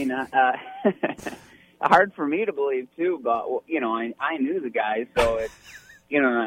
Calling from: Monterey, Michigan, United States; No, Michigan.

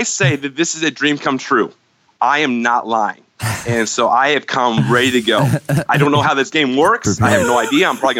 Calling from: Columbus Junction, Iowa, United States; I'm calling from Columbus Junction, Iowa.

